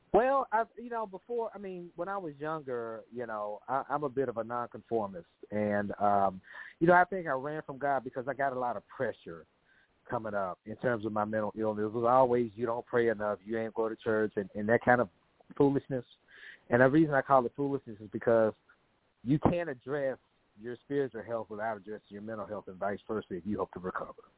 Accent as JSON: {"language": "English", "town": "Memphis", "region": "Tennessee", "country": "United States", "tie": "born or raised there", "moved": "as an adult", "lives_now": "Dallas, United States", "said": "I'm originally from Memphis. I uh, lived there the first 30 years of my life"}